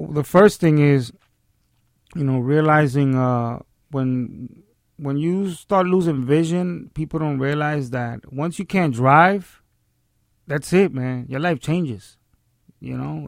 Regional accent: New York City, New York, United States; born and raised in the South Bronx. I'm a Hunts Point baby

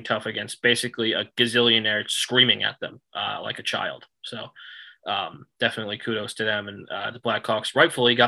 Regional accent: United States

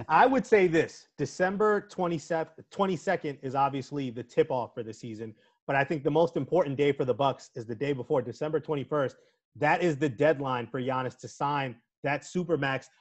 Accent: New York, United States; I'm a New Yorker

